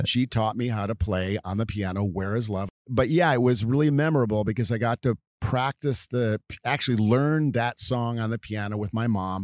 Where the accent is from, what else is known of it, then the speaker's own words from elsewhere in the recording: Downers Grove, Illinois, United States; moved away; also born or lived in California; we grew up in Downers Grove, not to be confused with Donner, but as D O W N E R S